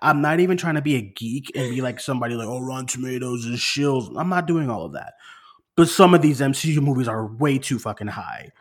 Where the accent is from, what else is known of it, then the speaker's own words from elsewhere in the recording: Boston, Massachusetts, United States; moved away; I'm far from Boston now, far from home